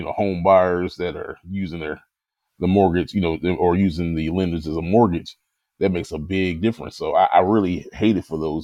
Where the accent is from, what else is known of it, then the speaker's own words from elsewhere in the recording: Louisville, Kentucky, United States; my hometown of Louisville, Kentucky